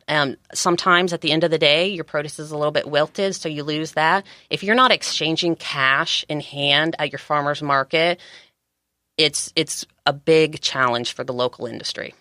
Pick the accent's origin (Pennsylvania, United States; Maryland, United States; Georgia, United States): Georgia, United States; also born or lived in California; now in San Diego County, United States; I was raised in Georgia. I came out to California about thirteen years ago